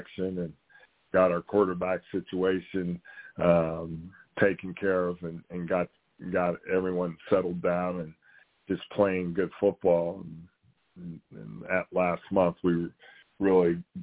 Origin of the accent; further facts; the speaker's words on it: Western Pennsylvania, United States; moved away; growing up in Western Pennsylvania